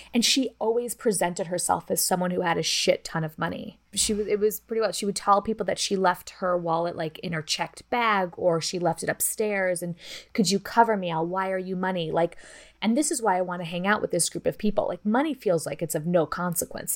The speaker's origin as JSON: {"language": "English", "region": "Midwest", "country": "United States", "said": "we're from the Midwest"}